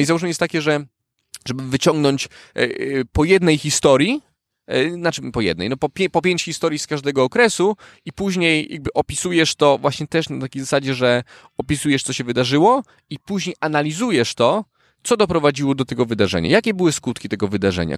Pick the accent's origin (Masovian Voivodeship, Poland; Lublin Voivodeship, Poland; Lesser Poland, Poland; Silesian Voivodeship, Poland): Masovian Voivodeship, Poland; Warsaw; also born or lived in Turkey; prawie całe życie mieszkam w Warszawie. Urodziłem się w Turcji